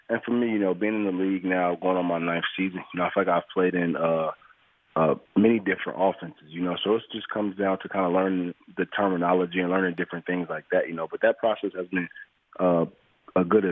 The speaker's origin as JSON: {"language": "English", "town": "Detroit", "region": "Michigan", "country": "United States", "tie": "born or raised there", "moved": "as an adult", "lives_now": "Los Angeles, United States", "said": "me growing up in Detroit"}